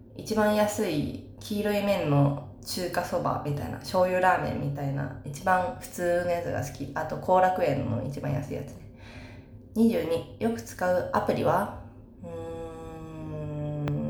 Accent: Saitama, Japan; born or raised there

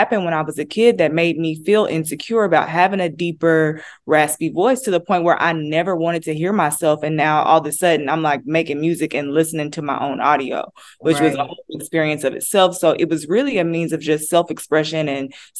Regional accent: Denison, Texas, United States; now in Dallas, United States; I am born and raised in Texas, a small town called Denison, Texas

